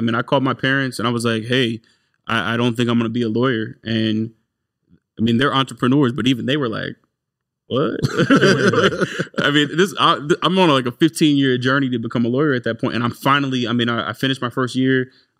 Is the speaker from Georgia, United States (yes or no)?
yes; Marietta, Georgia, United States; also born or lived in Washington, D.C.; I grew up in Marietta, yeah.